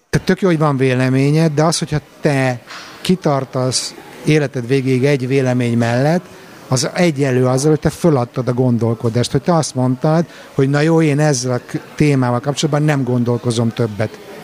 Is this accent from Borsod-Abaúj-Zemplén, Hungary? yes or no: no; Budapest, Hungary; first language Hungarian; moved away